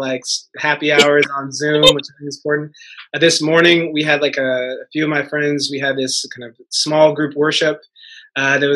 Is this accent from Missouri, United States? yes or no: yes; Missouri, United States; moved away as an adult; also born or lived in Harlem, New York; now in New York, United States; I'm from Missouri.